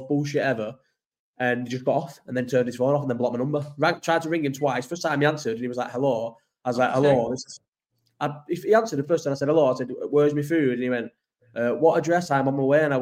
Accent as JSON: {"language": "English", "town": "Farnworth", "region": "North West England", "country": "United Kingdom", "moved": "yes", "said": "I'm from Farnworth"}